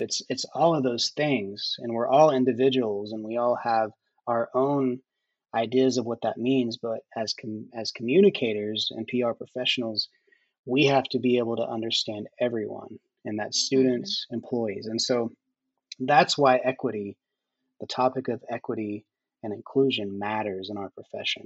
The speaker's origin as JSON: {"language": "English", "region": "Oklahoma", "country": "United States", "tie": "born or raised there", "said": "a closeted young gay kid growing up in Oklahoma in the 90s."}